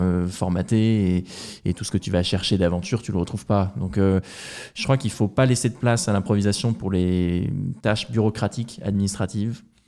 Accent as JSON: {"language": "French", "town": "Rouen", "region": "Normandy", "country": "France", "tie": "born or raised there", "also_born_or_lived": "England", "moved": "as an adult", "said": "Je suis de Rouen, euh, en Normandie à l'origine"}